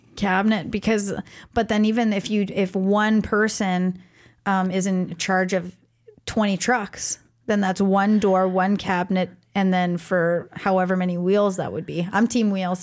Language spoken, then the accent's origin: English; Canada; I am Canadian